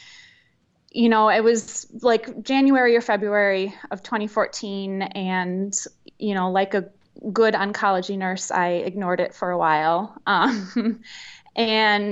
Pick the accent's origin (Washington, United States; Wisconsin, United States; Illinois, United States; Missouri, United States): Wisconsin, United States; Verona; also born or lived in Milwaukee, Wisconsin; I grew up actually in the Madison area, a little suburb outside of Madison in Verona